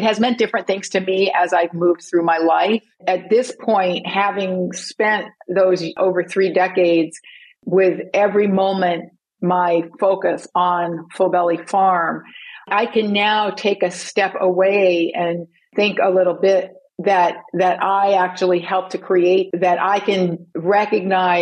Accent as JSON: {"language": "English", "region": "England", "country": "United Kingdom", "said": "I was from England"}